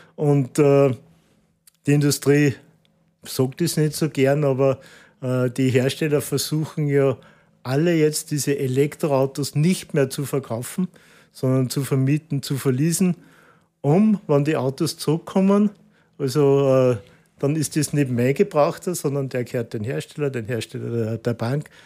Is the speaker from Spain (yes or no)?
no; Austria; als Österreicher